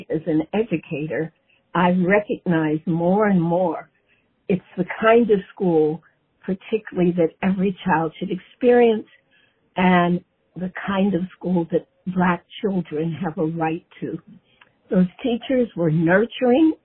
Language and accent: English; Cincinnati, Ohio, United States; I was born in Cincinnati, Ohio, in 1938